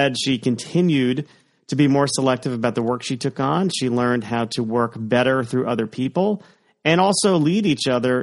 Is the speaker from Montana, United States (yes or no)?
no; Connecticut, United States; also born or lived in Florida; I was born in Florida, but I lived in Connecticut since 1983. So the vast majority of my life been in the Nutmeg State